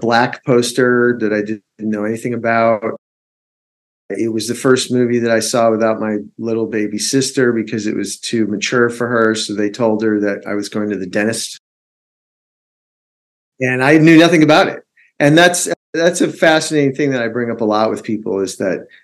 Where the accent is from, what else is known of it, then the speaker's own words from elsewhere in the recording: Chicago, Illinois, United States; I'm Chicago